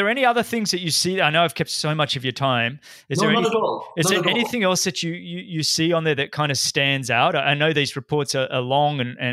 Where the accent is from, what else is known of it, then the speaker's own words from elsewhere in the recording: Australia; now in Florida, United States; being an Australian